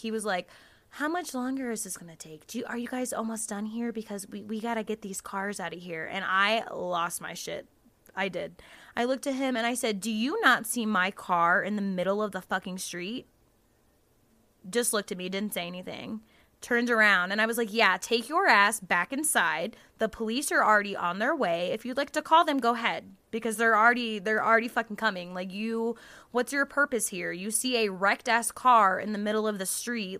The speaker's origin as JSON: {"language": "English", "region": "the South", "country": "United States", "tie": "born or raised there", "said": "growing up in the South, you know, with the Southern religious grandmas"}